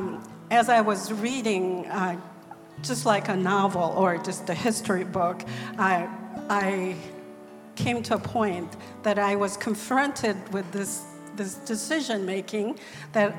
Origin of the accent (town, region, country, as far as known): South Korea; born or raised there; first language Korean; English is a second language; moved away as an adult; now in United States